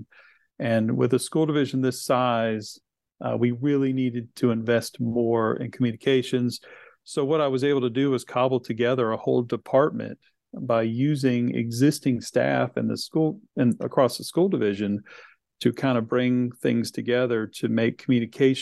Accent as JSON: {"language": "English", "town": "Chesapeake", "region": "Virginia", "country": "United States", "tie": "born or raised there", "also_born_or_lived": "Henry County, Virginia", "said": "it was an opportunity to come back to my hometown, which I was very excited about"}